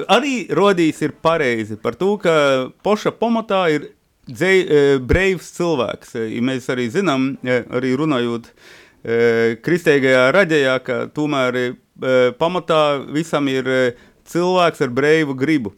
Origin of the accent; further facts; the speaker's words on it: Latgale, Latvia; accent: Latgalian; now in Riga, Latvia; bērnības runāju ar viņiem latgaļiski.